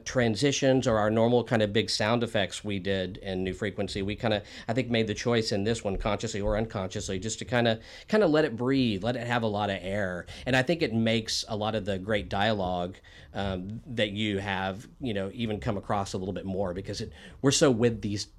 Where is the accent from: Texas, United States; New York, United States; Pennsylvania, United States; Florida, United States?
Texas, United States; small town in; in the small town I grew up in, Texas, I grew up in a small town as well.